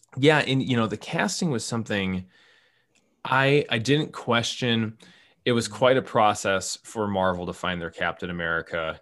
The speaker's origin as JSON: {"language": "English", "region": "Minnesota", "country": "United States", "said": "I'm the Minnesotan"}